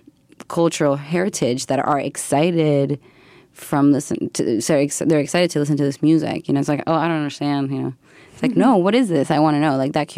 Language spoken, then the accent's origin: English; Buenos Aires, Argentina; also born or lived in United States; I'm from Argentina and I grew up in Buenos Aires and also in the U.S. and I moved, a lot when I was growing up.